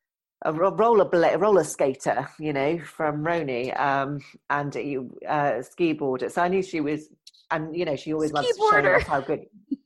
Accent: New York, United States; I just talk and I say how it is. You know, I'm a New Yorker. I yell at you, you know?

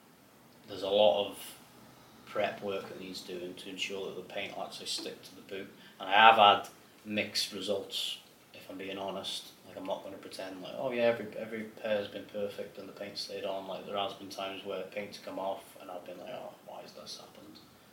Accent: Glasgow, Scotland, United Kingdom; born there; I'm actually a Rangers fan. I was born in Glasgow

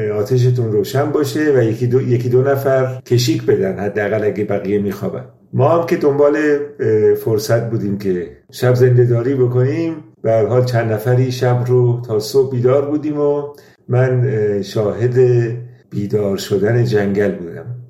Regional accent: Iran; moved away as an adult; now in Germany; من سال 1365 به آلمان مهاجرت کردم و از همون سال تا امروز هم در اروپا زندگی میکنم ولی ارتباط تنگاتنگ با ایران داشتم

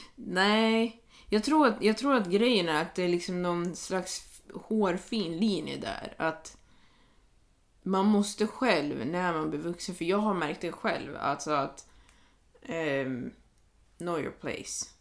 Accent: Sweden; jag var svensk

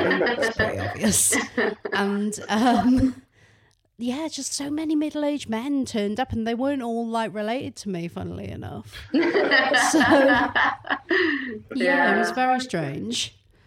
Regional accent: the Valleys, South Wales, United Kingdom; now in Manchester, United Kingdom; So I'm from the Valleys in South Wales, a little village called Bedworth.

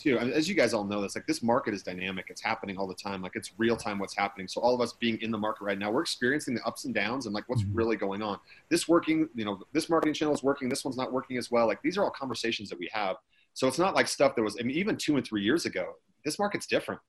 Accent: Utah, United States; I'm from Utah. I'm here in California right now

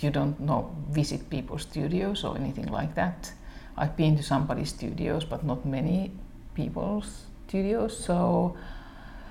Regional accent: Imatra, South Karelia, Finland; it's my hometown actually

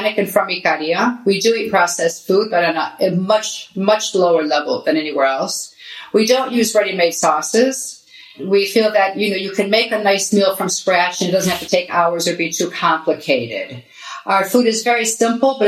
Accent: Detroit, Michigan, United States; moved away as an adult; also born or lived in Athens, Greece; now in Ikaria, Greece; I was born and raised in Detroit

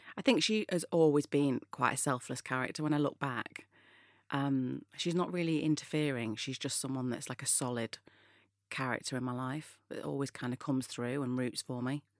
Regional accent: Manchester, North West England, United Kingdom; moved away; I was brought up in Manchester, which is in the north of England

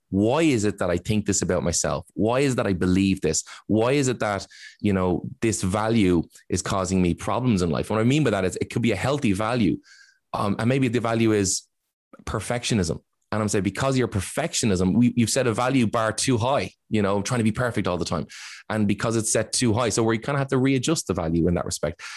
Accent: Ireland; as Irish

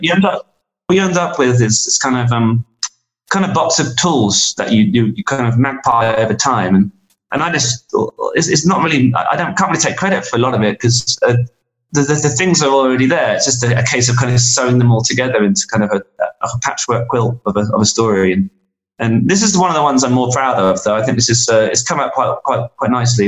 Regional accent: England, United Kingdom; being an Englishman making records in, in America

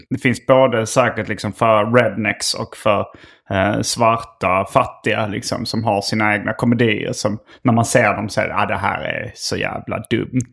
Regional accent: Skåne, Sweden; accent: Scanian; där går lite min skånska gräns

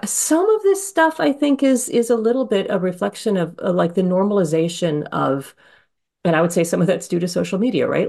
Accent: Honolulu, Hawaii, United States; moved away; I grew up in Honolulu

